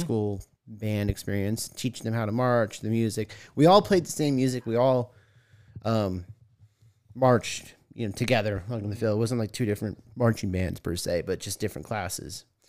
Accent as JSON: {"language": "English", "town": "Tucson", "region": "Arizona", "country": "United States", "tie": "born or raised there", "also_born_or_lived": "Washington", "said": "I grew up in Arizona. I'm a Tucson native."}